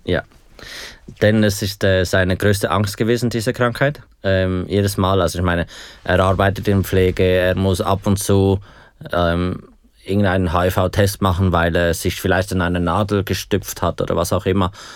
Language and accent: German; Aargau, Switzerland; ich komme aus dem Aargau